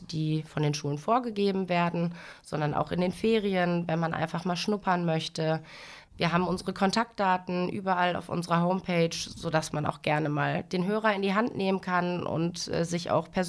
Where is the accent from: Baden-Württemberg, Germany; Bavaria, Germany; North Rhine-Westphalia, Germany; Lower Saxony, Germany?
North Rhine-Westphalia, Germany; Dinslaken; ich bin 33 Jahre alt, verheiratet, Mutter einer neunjährigen Tochter und ich komme aus Dienstlaken.